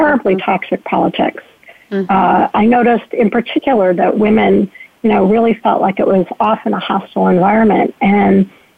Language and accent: English; Ohio, United States; my home state of Ohio